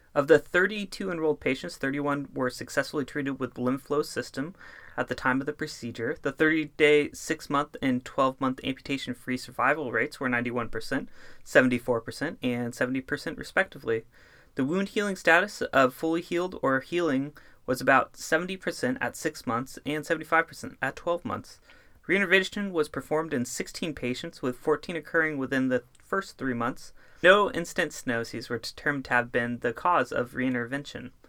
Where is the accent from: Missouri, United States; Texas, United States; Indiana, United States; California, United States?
California, United States; Northern; I grew up in Northern California